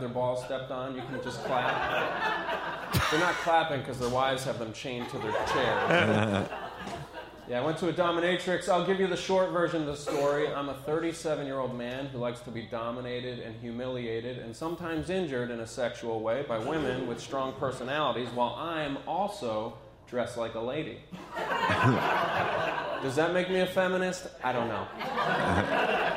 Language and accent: English; Ulster County, New York, United States; I grew up in Ulster County. It's a farm town where I'm from